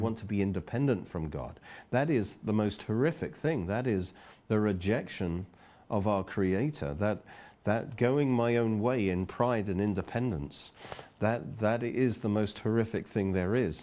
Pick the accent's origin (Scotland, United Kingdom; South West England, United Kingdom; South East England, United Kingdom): South East England, United Kingdom; Oxford; I'm from Oxford